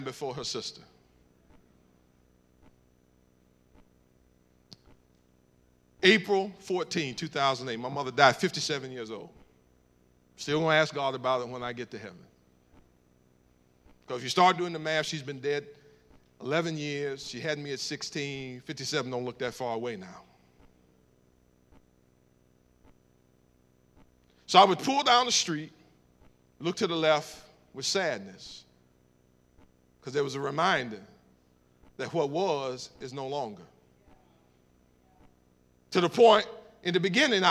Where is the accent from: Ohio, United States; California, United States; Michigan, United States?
Ohio, United States; Cleveland; I'm from Cleveland, Ohio